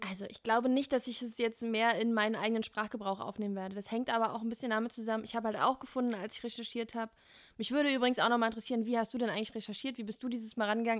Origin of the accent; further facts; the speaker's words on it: Berlin, Germany; als Berliner